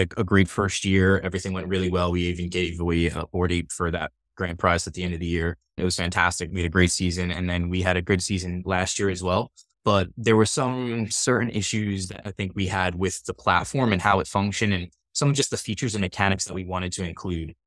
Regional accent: New York, United States; also born or lived in Pennsylvania; I grew up on the East Coast, I'm, I'm born and raised in New York

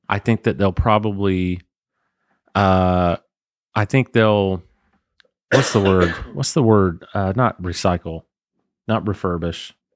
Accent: Waycross, Georgia, United States; Where I grew up in Waycross

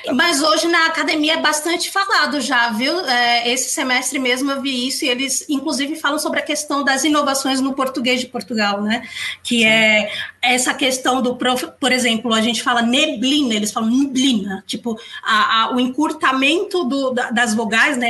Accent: São Paulo, Brazil; accent: São Paulo accent; o nosso sotaque aqui, o sotaque aqui de São Paulo

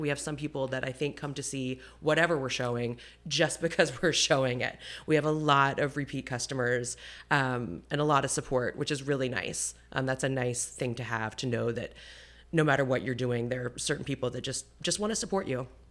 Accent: Roanoke, Virginia, United States; moved away as an adult; also born or lived in New York; now in Ashland, United States; I was born in Roanoke, um, and I lived there, uh, and I was there until, um, middle school

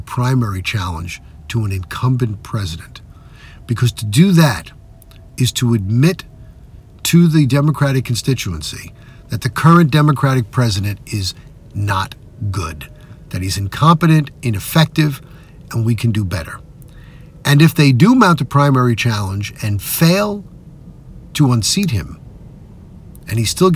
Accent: New York, United States; my home state of New York

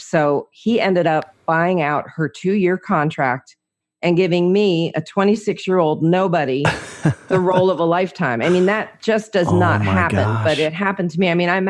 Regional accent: New Jersey, United States; also born or lived in Orlando, United States / Georgia; now in Franklin, United States; Well, I'm originally from New Jersey, so I'm a Jersey girl living in Franklin, Tennessee, by way of 20 years in Orlando, a little bit of time in Georgia, kind of been around, you know, lived in a lot of places.

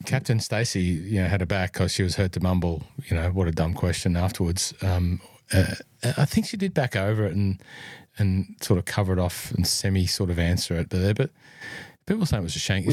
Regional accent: New South Wales, Australia; New South Wales, my home state, by the way. If you're listening in, I am a New South Welshman by birth

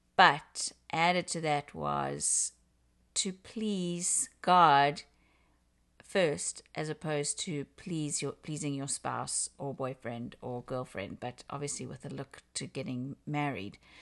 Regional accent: South Africa; moved away as an adult; now in Canada; I am originally from Africa, from South Africa. and been in Canada for about twenty-three years.

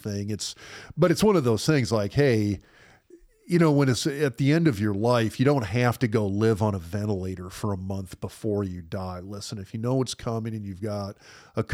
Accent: Lincoln, Nebraska, United States; I grew up in Lincoln

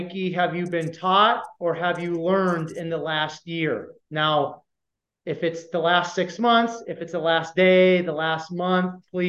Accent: Iowa, United States; growing up in Iowa

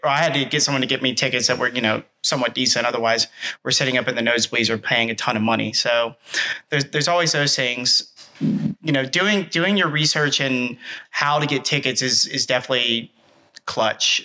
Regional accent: Atlanta, Georgia, United States; growing up in Atlanta

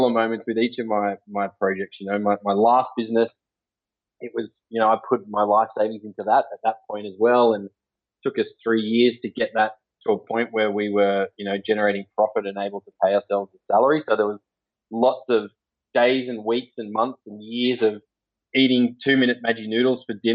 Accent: Sawtell, New South Wales, Australia; also born or lived in Gilgandra, New South Wales; I was born in a little country town called Gilgandra, west of Dubbo in New South Wales. I actually spent most of my childhood on the north coast of New South Wales, a little town called Sawtell, just south of Coffs Harbour.

